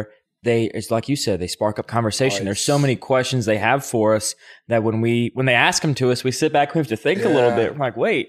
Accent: Louisiana, United States; We're from Louisiana.

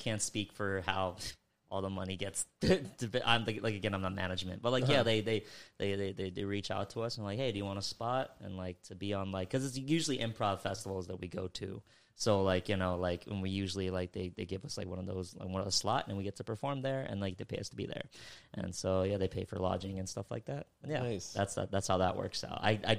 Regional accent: Philippines; I'm Filipino myself.

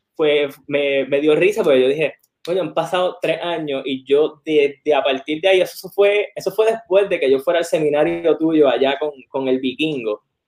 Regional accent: West, Puerto Rico; also born or lived in Lajas; yo soy del West

